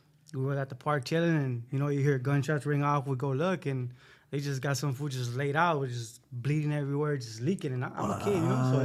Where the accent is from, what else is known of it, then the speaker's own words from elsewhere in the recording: Los Angeles, California, United States; I grew up in San Fernando Valley in Pacoima